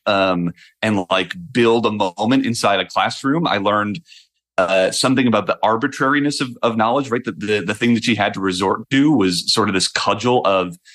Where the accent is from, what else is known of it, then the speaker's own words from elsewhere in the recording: Ohio, United States; I grew up in Ohio